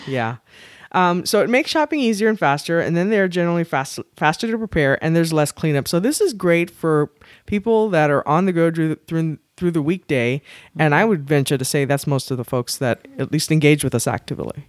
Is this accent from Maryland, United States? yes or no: no; South Texas, United States; here in South Texas